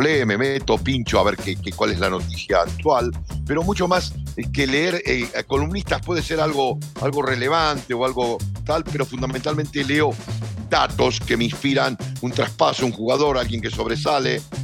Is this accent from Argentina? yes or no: yes; Argentina; soy argentino